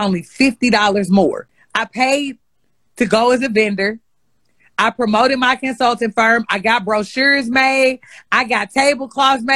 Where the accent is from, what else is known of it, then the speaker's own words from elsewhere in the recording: St. Louis, Missouri, United States; accent: Ebonics; first language Ebonics; my teachers when I was in St. Louis Public